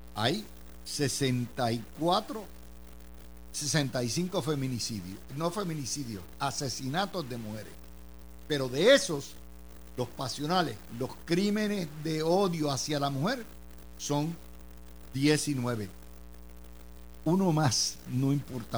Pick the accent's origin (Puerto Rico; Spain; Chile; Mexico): Puerto Rico